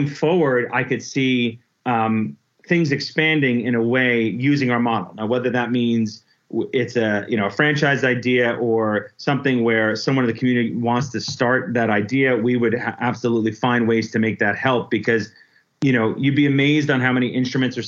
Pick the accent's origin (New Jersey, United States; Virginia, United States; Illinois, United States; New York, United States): New York, United States; Forestburgh; moved away as an adult; also born or lived in Nashville, Tennessee / Cincinnati, Ohio; grew up in Forestburg, New York, between Port Jervis and Monticello.